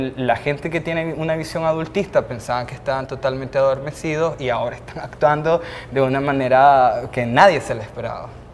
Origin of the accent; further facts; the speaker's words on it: Nicaragua; debemos de hacer como ciudadanos, como ciudadanas nicaragüenses